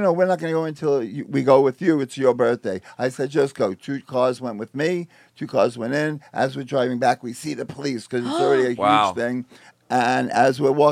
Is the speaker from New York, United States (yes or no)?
yes; New York City, New York, United States; I'm from Queens.